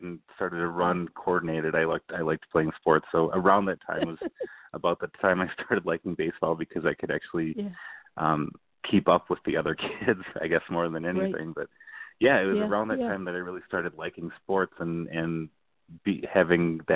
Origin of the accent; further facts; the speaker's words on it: Cottage Grove, Minnesota, United States; I grew up in Cottage Grove.